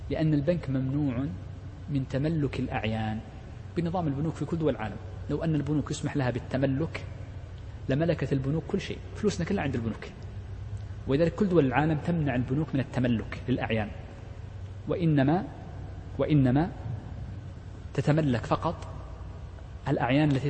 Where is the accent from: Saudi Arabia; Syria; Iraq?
Saudi Arabia; مثل المملكة عندنا في السعودية